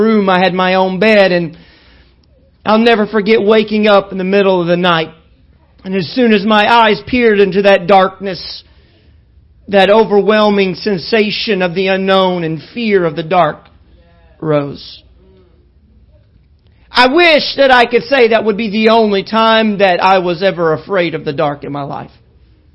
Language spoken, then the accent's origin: English; Little Rock, Arkansas, United States; also born or lived in El Dorado, Arkansas; I was 3 years old when we left El Dorado to move to Little Rock. And it was the first time living in a big city.